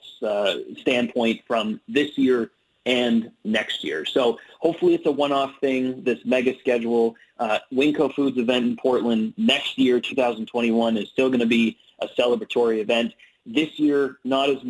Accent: Canada; also born or lived in Ottawa, Ontario

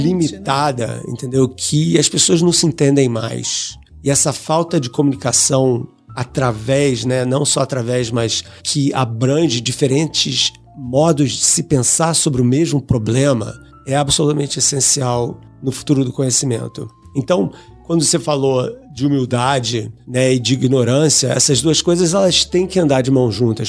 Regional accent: Rio de Janeiro, Brazil; eu sou do Rio de Janeiro, né? E fiz minha educação toda lá

